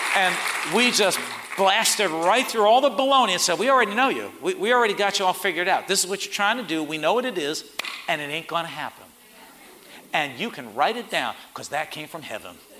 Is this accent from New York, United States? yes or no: yes; Port Chester, New York, United States; I was from Port Chester